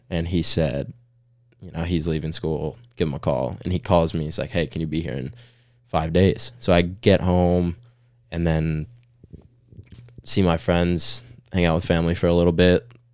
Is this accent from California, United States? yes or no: yes; Orange County, Southern California, United States; moved away as an adult; now in Chattanooga, United States; originally from SoCal, um, Orange County